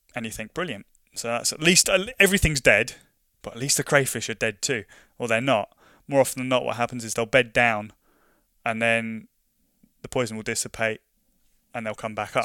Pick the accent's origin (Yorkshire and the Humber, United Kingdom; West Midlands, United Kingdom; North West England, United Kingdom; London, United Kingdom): London, United Kingdom; moved away as an adult; now in Scotland, United Kingdom; I grew up in London, and growing up in London